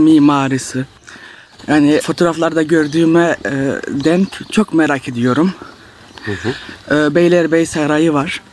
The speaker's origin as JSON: {"language": "Turkish", "town": "Strasbourg", "region": "Grand Est", "country": "France", "tie": "born or raised there", "said": "Fransa'da yaşıyorum. Strasbourg şehrinde. Burada doğup büyüdüm"}